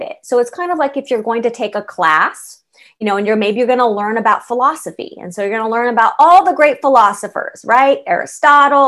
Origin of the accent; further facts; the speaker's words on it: San Diego, California, United States; also born or lived in San Francisco / Los Angeles; I am born and raised in California. And I went to college in San Francisco. I lived there for 9 years. I was, raised in San Diego